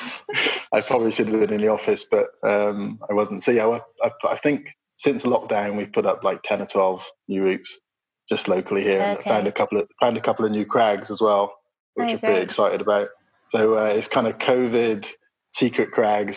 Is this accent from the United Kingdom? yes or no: yes; Bristol, South West England, United Kingdom; I was born in Bristol, so I'm sort of southwest based climber